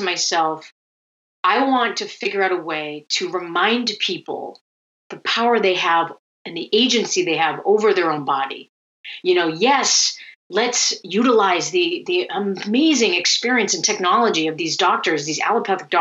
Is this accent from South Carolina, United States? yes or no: no; Cape Cod, Massachusetts, United States; moved away as an adult; also born or lived in Vietnam / San Francisco / Syracuse; I was born in Vietnam during the war. I luckily got airlifted out and adopted into a Finnish family that grows cranberries on Cape Cod